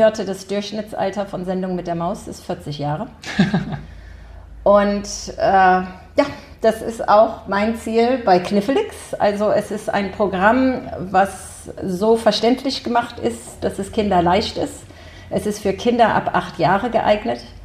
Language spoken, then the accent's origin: German; Silicon Valley, California, United States; moved away as an adult; also born or lived in Germany / Bonn; now in Hamburg, Germany; ich war klein und bin komplett in den USA groß geworden